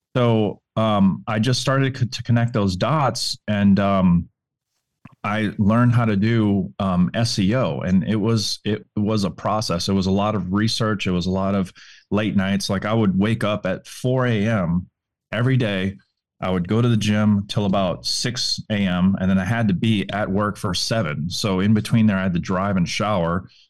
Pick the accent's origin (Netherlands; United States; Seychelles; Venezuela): United States; New Orleans, Louisiana; I'm from New Orleans, Louisiana